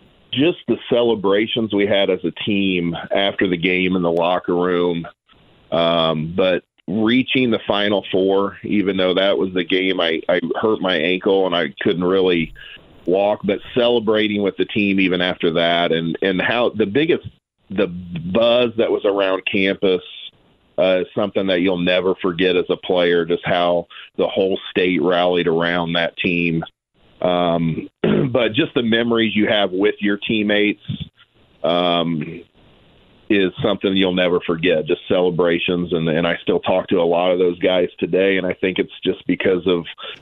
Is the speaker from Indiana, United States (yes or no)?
yes; Noblesville, Indiana, United States; we're from Noblesville.